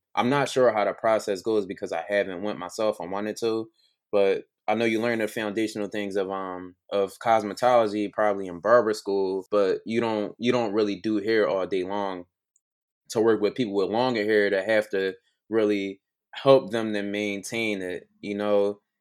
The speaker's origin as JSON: {"language": "English", "town": "Philadelphia", "region": "Pennsylvania", "country": "United States", "tie": "born or raised there", "said": "I'm from Philly, born and raised"}